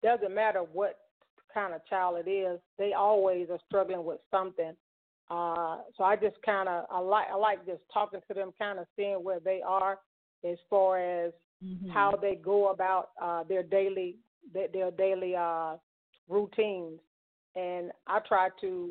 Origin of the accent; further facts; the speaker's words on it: Mississippi, United States; growing up in Mississippi, my mom and my dad, they were definitely my role models.